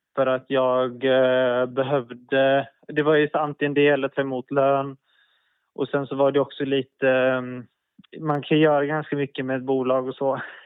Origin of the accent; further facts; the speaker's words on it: Gothenburg, Västra Götaland, Sweden; moved away as an adult; jag växte upp i Örgryte i Göteborg.